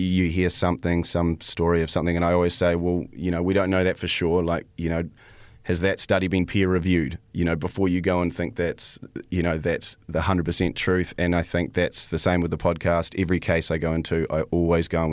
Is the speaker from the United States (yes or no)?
no; New Zealand; also born or lived in Canada; I was born in Canada, and but I've lived in New Zealand most of my life